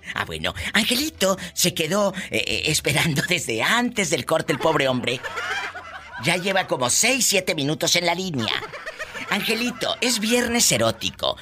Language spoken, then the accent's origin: Spanish; Mexico; Estás en México, en mi México lindo y querido. Mi tierra